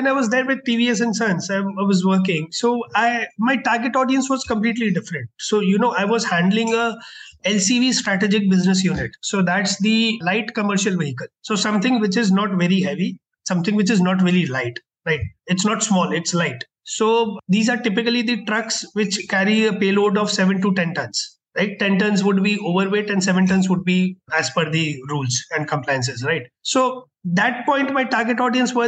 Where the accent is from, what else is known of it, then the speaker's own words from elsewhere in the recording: Kolkata, West Bengal, India; moved away as an adult; also born or lived in Bangalore; I was born and brought up in Kolkata. I did my schooling there.